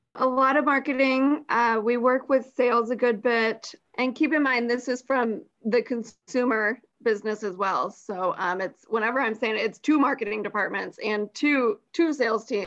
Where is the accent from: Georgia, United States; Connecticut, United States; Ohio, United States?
Georgia, United States; Johns Creek; also born or lived in Columbia, South Carolina; I was born and raised in the Atlanta area